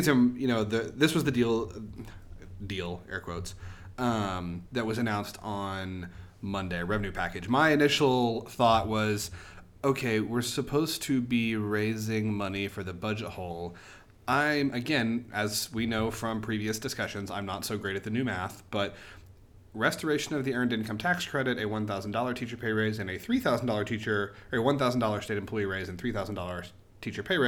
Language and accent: English; Oklahoma, United States